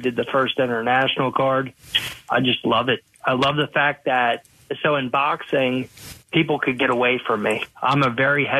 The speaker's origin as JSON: {"language": "English", "town": "Pottstown", "region": "Pennsylvania", "country": "United States", "said": "I'm from Potts Grove."}